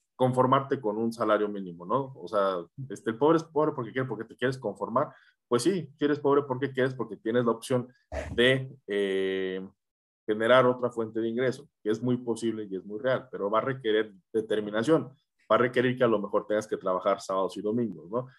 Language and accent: Spanish; Querétaro, Mexico; Yo soy de Querétaro